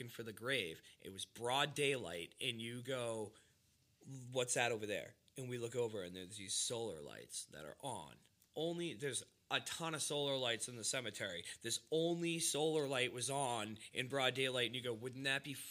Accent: Hanson, Massachusetts, United States; I'm from Boston, like, Massachusetts. He's like, what part? I'm like, like, you probably never heard of it. He goes, try me. And I said, Hanson

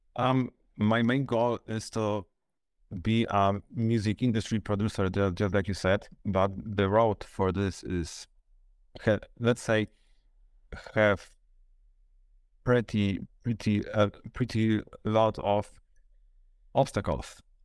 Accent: Luboń, Greater Poland, Poland; I'm from Poland, and the city is, I would say, Poznań, because this is the nearest, biggest city near, nearby me, but it's actually Lublin. Luboń, it's ne-, City Next to Poznań.

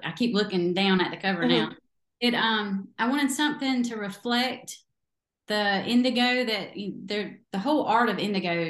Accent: the South, United States; accent: southern drawl; I'm from the South and we talk real slow. Lazy draw.

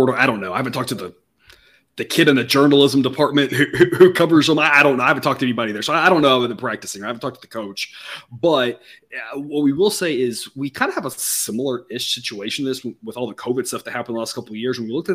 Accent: Texas, United States; as a Texan myself

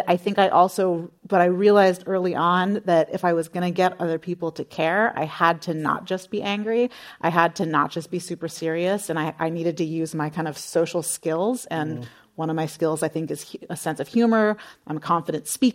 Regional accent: San Jose, California, United States; I grew up in San Jose

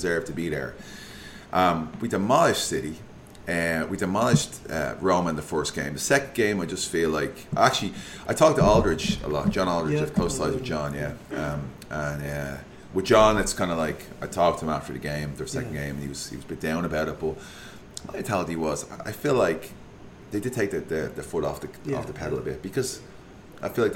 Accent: Ireland; I'm Irish

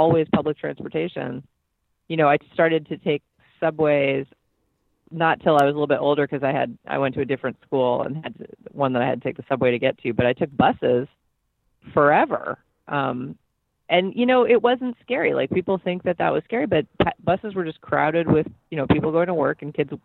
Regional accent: New York City, New York, United States; I grew up in New York City in Manhattan in Hell's Kitchen

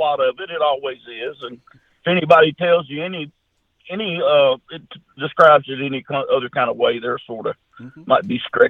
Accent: Junction City, Arkansas, United States; I'm just a country boy. My hometown, Junction City, Arkansas, Louisiana. We got about 1,400 or 1,500 people here with one red light.

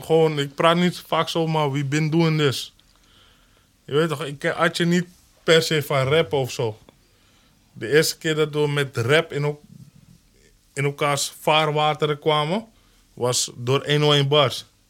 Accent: Amsterdam, North Holland, Netherlands; ik ben echt een Holendrecht nigger

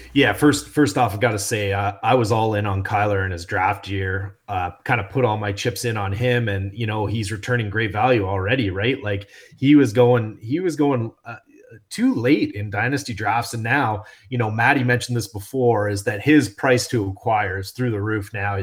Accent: Canada; we're Canadian

